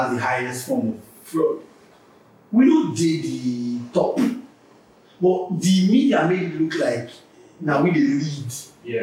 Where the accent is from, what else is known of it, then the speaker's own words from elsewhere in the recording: Warri, Delta, Nigeria; where I'm from Warri, so when I say that I'm a Warri boy